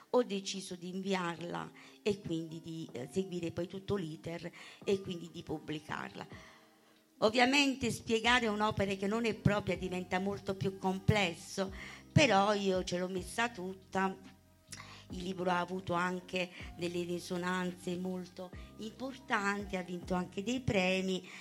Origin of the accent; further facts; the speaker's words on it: Calvello, Basilicata, Italy; Buonasera a tutti, mi vengo da Calvello, un piccolo paese qui vicino a un'oretta di strada